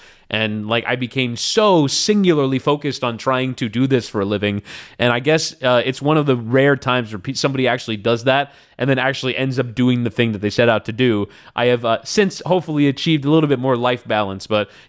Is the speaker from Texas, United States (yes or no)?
no; Florida, United States; Yeah, I was into the Miami Dolphins. That was kind of like my first sports love. I was like 7 years old